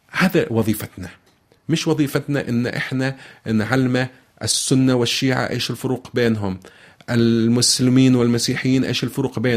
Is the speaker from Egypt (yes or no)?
no; Saudi Arabia; أنا بالتوصيف سني وهي آه، عفوا شيعي وهي سنية أنا بالتوصيف سعودي وهي مغربية أنا بالتوصيف عربي وهي أمازيغية